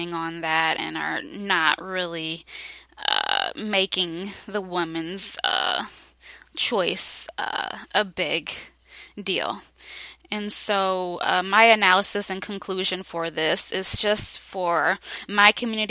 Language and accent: English; Detroit, Michigan, United States; also born or lived in Grand Rapids, Michigan; I've been living in Detroit for the majority of my life